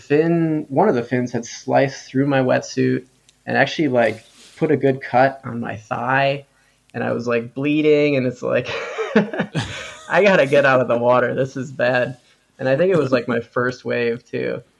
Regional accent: Wisconsin, United States; moved away as an adult; also born or lived in San Diego; I'm initially from Wisconsin, which is a landlocked state in the middle of America. And so there's not much surfing there. But I grew up on a lake.

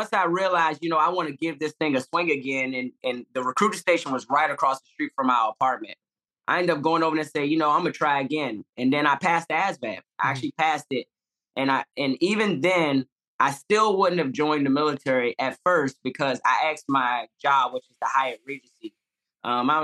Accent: Washington, District of Columbia, United States; moved away as an adult; now in Camp Humphreys, South Korea; I grew up in Washington, D.C.

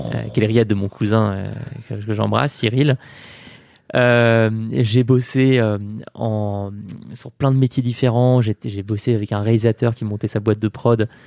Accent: Paris, Île-de-France, France; du 24 rue de Condé, euh, là où j'ai grandi

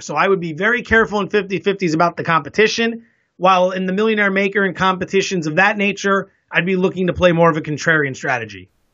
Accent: East Coast, United States; moved away as an adult; also born or lived in Las Vegas / San Diego; now in San Francisco, United States; I'm originally from the East Coast

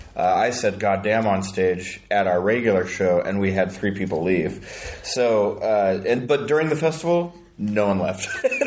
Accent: Utah, United States; It's predominantly Mormon, for sure. I grew up in Utah, not Mormon.

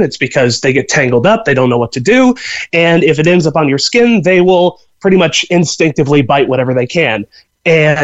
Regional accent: Indiana, United States; now in Galway, Ireland; I'm from Indiana in the US.

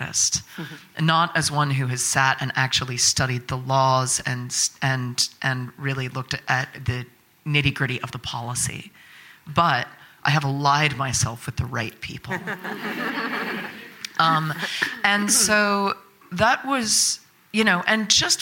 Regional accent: United States; I'm from America, you know, where everything is fine

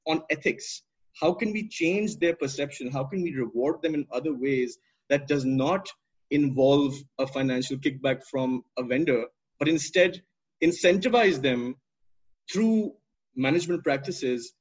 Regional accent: Pakistan; as a Pakistani growing up

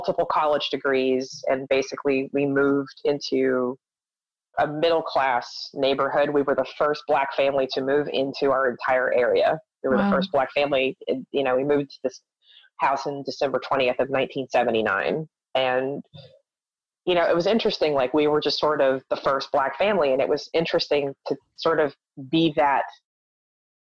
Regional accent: Charleston, West Virginia, United States; born or raised there; moved away; also born or lived in New York

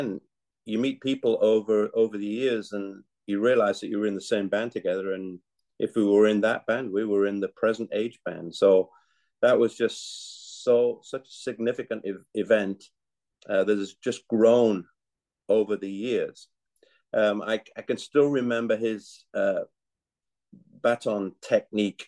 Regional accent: Yorkshire and the Humber, United Kingdom; now in United States; I was born in England and grew up in Yorkshire and now live in the United States

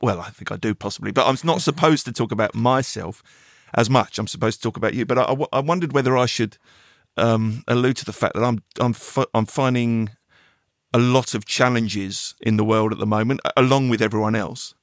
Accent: England, United Kingdom; being an Englishman

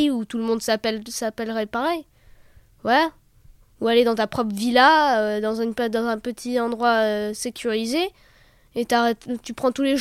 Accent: France; J'ai, si j'ai mon passeport français, je suis français.

